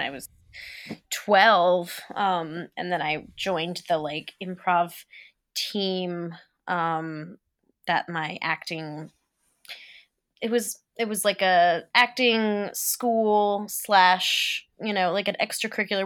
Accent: Philadelphia, Pennsylvania, United States; I grew up in Philly

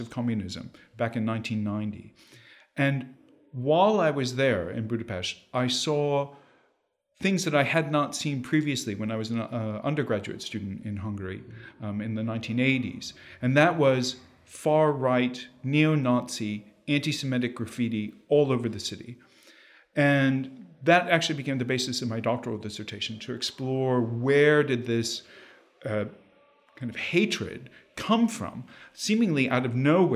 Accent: Joliet, Illinois, United States; I grew up in a rather violent place. So I'm actually from a working class kind of industrial suburb outside of Chicago. I'm from Joliet, Illinois.

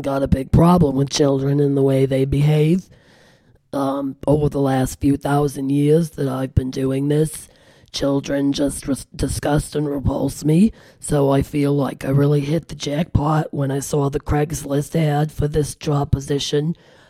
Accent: Germany; now in Grand Rapids, United States; Well, I'm mostly of German descent. I'm from Germany. Split my time between Germany and here in Grand Rapids, Michigan.

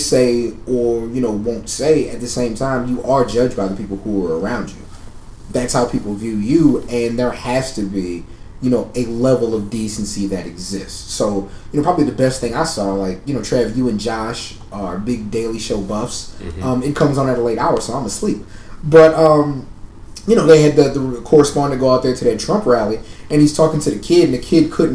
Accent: San Antonio, Texas, United States; now in Austin, United States; I didn't drive growing up in San Antonio.

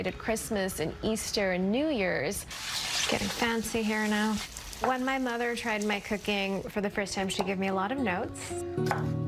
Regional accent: Karachi, Sindh, Pakistan; moved away as an adult; I was born in Karachi in Pakistan

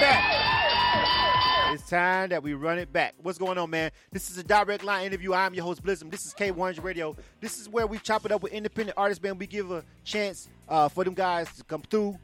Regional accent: Panama City, Florida, United States; I'm actually from Florida myself, so I'm born and raised uh, in Panama City, Florida

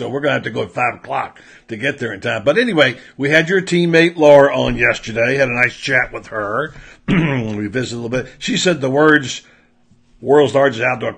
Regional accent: the South, United States; I grew up in the South

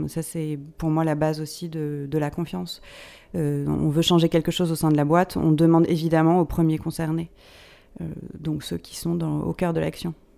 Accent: Paris, Île-de-France, France; je suis une Parisienne, j'ai grandi à Paris, euh, j'ai tout fait à Paris

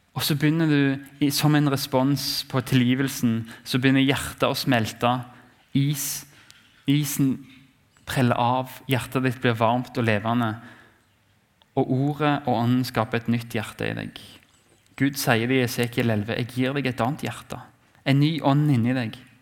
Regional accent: Norway; vi har som nordmenn

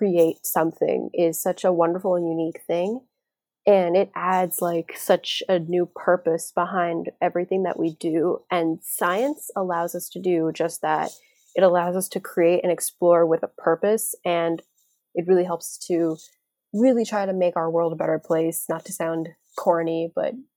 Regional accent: Florida, United States; I'm from Florida. I live in a tropical

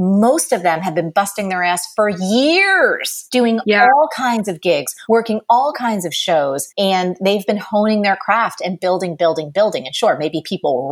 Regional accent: New Jersey, United States; I grew up in New Jersey.

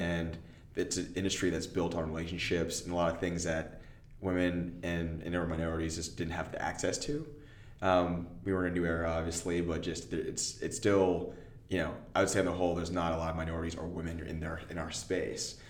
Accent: Austin, Texas, United States; I'm from Austin. My parents are here

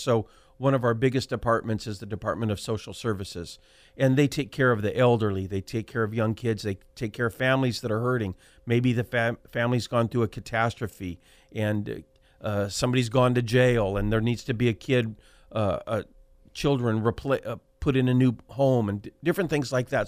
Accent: Selma, California, United States; I was born and raised in Soma. That's Fresno, that's solid Fresno County.

